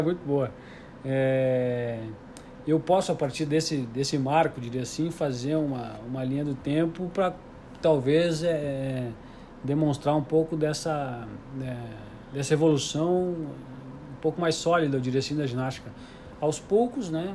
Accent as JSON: {"language": "Portuguese", "town": "Porto Alegre", "region": "Rio Grande do Sul", "country": "Brazil", "tie": "born or raised there", "said": "eu estudava numa escola municipal de Porto Alegre, eu sou, sou gaúcho"}